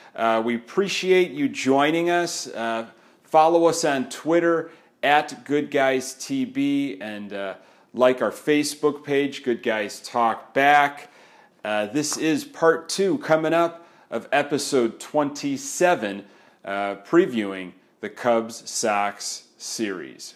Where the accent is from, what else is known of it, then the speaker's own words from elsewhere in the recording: Orland Park, Illinois, United States; I grew up in the South Burbs, like in the Orland Park area